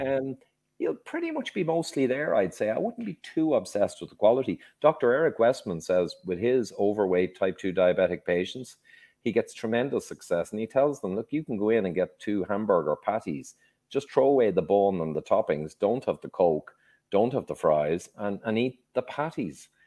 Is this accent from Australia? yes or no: no; Dublin, Leinster, Ireland; also born or lived in London, England; I, very briefly, grew up in Dublin, uh, Ireland. I was born in London, England, but I was only there a year.